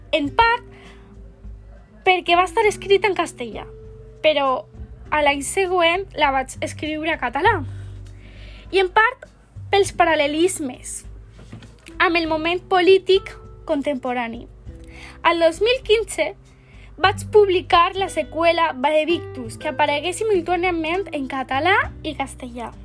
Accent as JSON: {"language": "Catalan", "town": "Barcelona", "region": "Catalonia", "country": "Spain", "tie": "born there", "said": "Vaig néixer a Barcelona el 11 de juliol de 1965 vaig estudiar antropologia a la Universitat de Barcelona."}